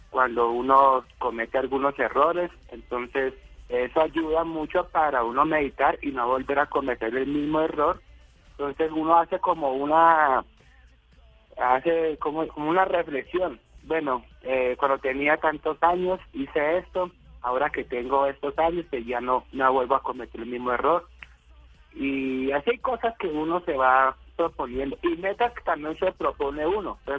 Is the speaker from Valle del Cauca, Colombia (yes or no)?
yes; Cali, Valle del Cauca, Colombia; yo soy de tierra caliente, yo soy de Cali Valle, soy caleño.